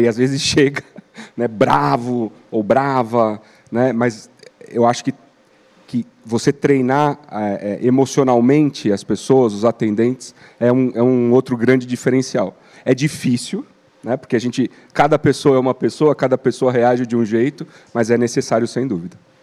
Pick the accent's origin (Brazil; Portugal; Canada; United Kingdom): Brazil; como brasileiro e como consumidor